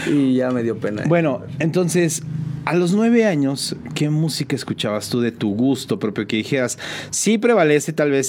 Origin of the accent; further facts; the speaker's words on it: San Juan del Río, Querétaro, Mexico; De aquí, de San Juan del Río. San Sanjuanense totalmente.